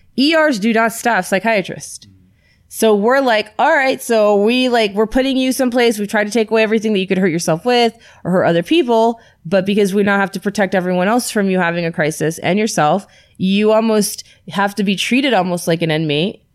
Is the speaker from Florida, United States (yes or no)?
yes; Florida, United States; moved away; I'm from Florida